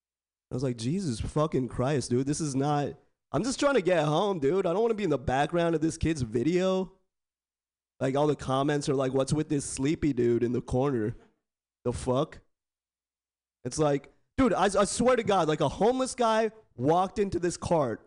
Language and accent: English; Bay Area, California, United States; I was born and raised in the Bay Area. Born and raised